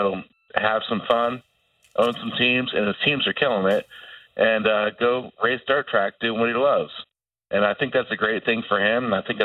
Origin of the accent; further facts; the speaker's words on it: Mechanicsburg, Pennsylvania, United States; now in Baltimore, United States; I grew up in Mechanicsburg, Pennsylvania